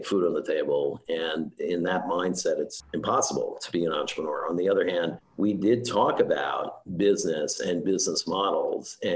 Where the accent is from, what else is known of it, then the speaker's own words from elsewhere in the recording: New York City, New York, United States; also born or lived in Scarsdale, New York; I grew up in Queens, and my dad had us move to Scarsdale in Westchester for the good school systems